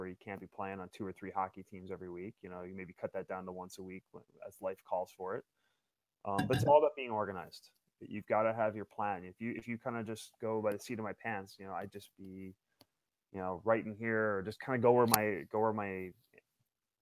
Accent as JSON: {"language": "English", "town": "Yonkers", "region": "New York", "country": "United States", "tie": "born or raised there", "said": "I ended up back working for a company called Kawasaki out of Yonkers, which is about three blocks from where I was born. I'm a New Yorker, born and raised."}